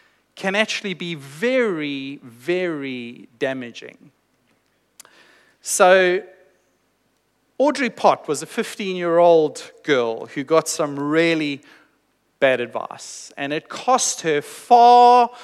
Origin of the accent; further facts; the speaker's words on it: South Africa; moved away; I was born in South Africa, and I grew up in South Africa, and I went to high school in South Africa.